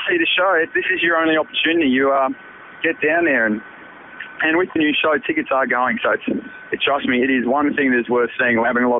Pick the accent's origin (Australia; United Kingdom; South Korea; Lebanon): Australia; Adelaide, South Australia; moved away; Born and bred in Adelaide, in that little place called Angleville, not too far out of Gawler.